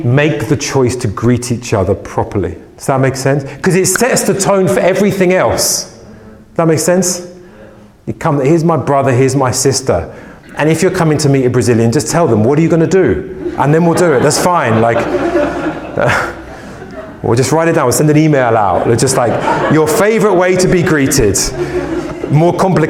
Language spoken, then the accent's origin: English; United Kingdom; we're British